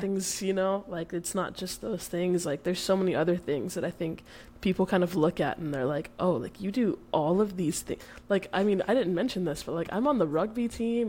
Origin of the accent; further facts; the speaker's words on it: Dallas, Texas, United States; moved away as an adult; now in Oregon, United States; I'm born and raised in Dallas. Uh, I had never really left uh, up until literally, I guess, three weeks ago